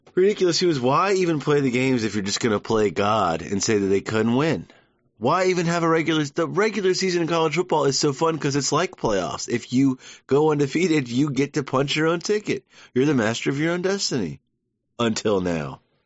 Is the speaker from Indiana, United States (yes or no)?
no; Georgia, United States; I'm half New Jersey. My dad's North Carolina. My mom's New Jersey. They came together, made a Georgian